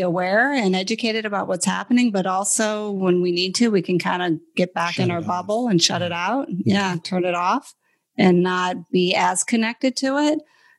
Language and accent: English; United States; moved away as an adult; we're from the United States